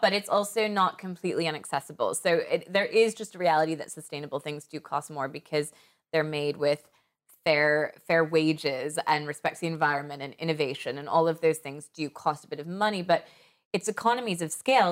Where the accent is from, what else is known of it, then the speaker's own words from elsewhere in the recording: United States; moved away as an adult; also born or lived in Paris, France; when I was growing up in America and going to the mall every weekend